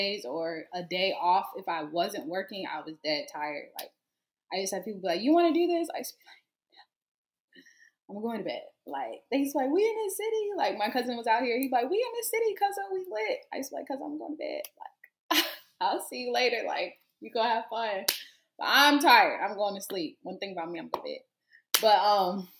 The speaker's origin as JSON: {"language": "English", "town": "Greensboro", "region": "North Carolina", "country": "United States", "moved": "as an adult", "lives_now": "Houston, United States", "said": "I'm from Greensboro, so I would consider that a city"}